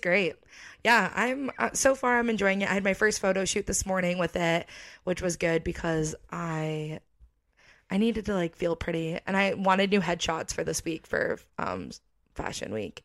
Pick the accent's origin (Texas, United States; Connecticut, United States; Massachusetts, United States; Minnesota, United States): Connecticut, United States; moved away as an adult; now in Florida, United States; I feel like I'm from Connecticut